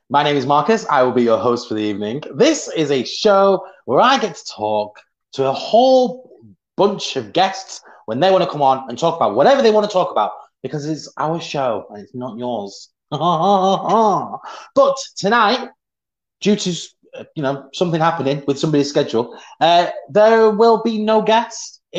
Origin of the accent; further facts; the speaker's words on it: Swansea, Wales, United Kingdom; there you go. I'm from Swansea.